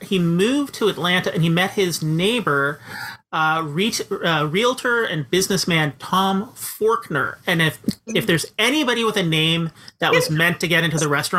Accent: Canada; As a Canadian, I'm actually not that familiar with a lot of American cultural touchstones

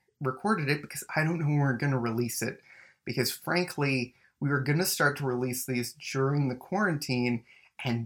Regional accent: Mississauga, Ontario, Canada; also born or lived in Winnipeg; now in Toronto, Canada; we also grew up, like, a couple minutes away from each other. Me in Mississauga, you in Oakville

